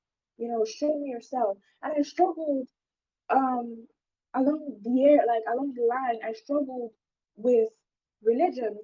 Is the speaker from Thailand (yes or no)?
no; Nigeria; where I'm from Nigeria, mental health is not really taken seriously